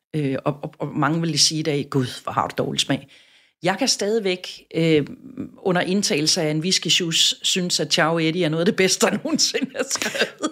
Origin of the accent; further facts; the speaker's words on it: Southern Jutland, Southern Denmark, Denmark; moved away as an adult; now in Copenhagen, Denmark; Jeg er vokset op i Sønderjylland